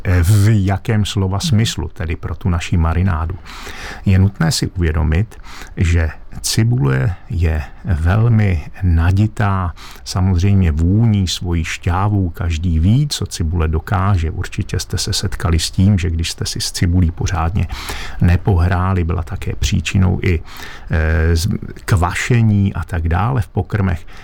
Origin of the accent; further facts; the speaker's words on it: Lachia / Moravian Wallachia, Czechia; u nás na Lašsku a Valašsku, eh, případně eh, ve Slesku